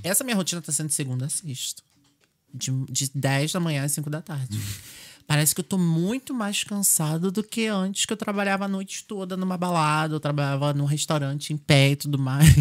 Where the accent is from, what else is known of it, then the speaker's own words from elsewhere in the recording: Brazil; now in Ireland; como era a minha vida no Brasil